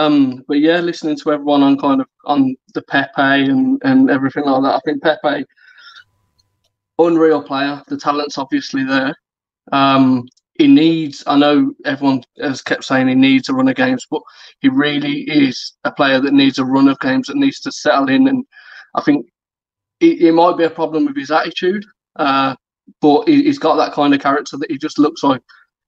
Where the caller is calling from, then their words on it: Birmingham, West Midlands, United Kingdom; Birmingham again, mate.